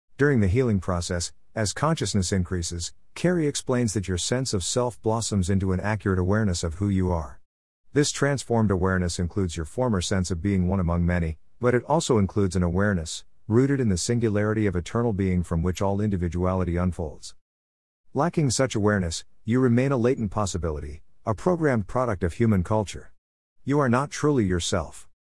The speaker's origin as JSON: {"language": "English", "country": "United States", "said": "As an American with a background in mainstream academics"}